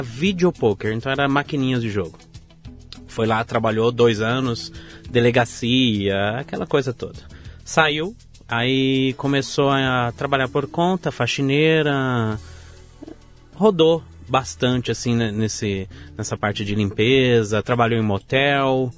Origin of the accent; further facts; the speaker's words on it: São Bernardo do Campo, São Paulo, Brazil; also born or lived in Vila Prudente, São Paulo; Eu nasci na Vila Prudente, São Paulo, e sou criado desde os meus dois anos de idade em São Bernardo do Campo